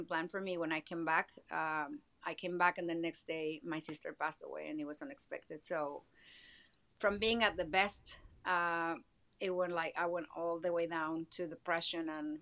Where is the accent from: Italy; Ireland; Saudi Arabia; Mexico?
Mexico; Mexico City; moved away as an adult; also born or lived in Miami, United States; now in Los Angeles, United States; I'm Mexican. I was born and raised in Mexico City